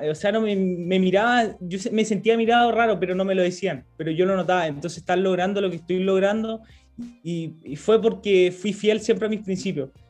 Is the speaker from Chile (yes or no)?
yes; Chile; yo en mi, en mi pueblo estoy súper contento por lo que he generado, pero es más porque me gustaría poder llegar a, más, más, más gente, chicos, niños, que, que se incentiven con el deporte. Yo sé que nuestra cultura acá en Chile